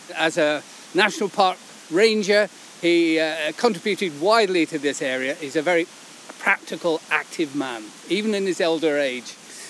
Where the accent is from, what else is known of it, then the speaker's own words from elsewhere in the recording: Oxfordshire, South East England, United Kingdom; because I come from Oxfordshire